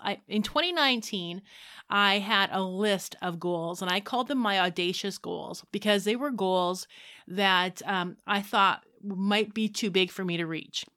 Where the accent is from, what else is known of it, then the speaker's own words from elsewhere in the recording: Saskatchewan, Canada; I grew up in Saskatchewan. I was a farm kid